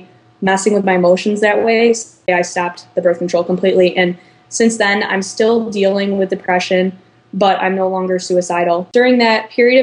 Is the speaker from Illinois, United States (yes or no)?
yes; Chicago suburbs, Illinois, United States; moved away as an adult; now in Iowa City, United States; I'm from the Chicago suburbs, but I go to school in Iowa City, Iowa at the University of Iowa